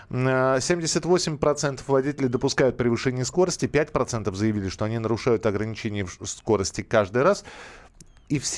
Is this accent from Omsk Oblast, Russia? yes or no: no; Moscow, Russia; Нас мы же москвичи